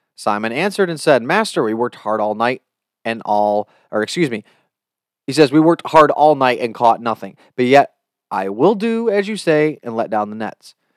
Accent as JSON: {"language": "English", "country": "United States", "said": "I can only speak as an American"}